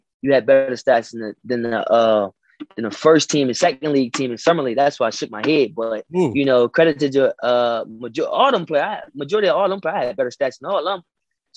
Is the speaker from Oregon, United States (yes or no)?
no; Delaware, United States; where I come from Delaware, we get overlooked. You know, we a small town, small city.